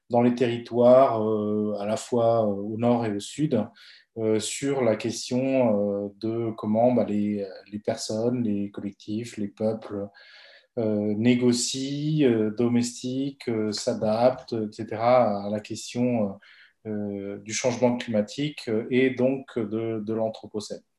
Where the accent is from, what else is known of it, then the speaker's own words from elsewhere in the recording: Bolivia; now in France; Donc, euh … j'ai fait de l'économie